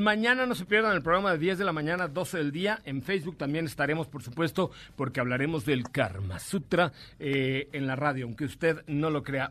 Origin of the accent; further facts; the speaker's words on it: Mexico; Somos mexicanos.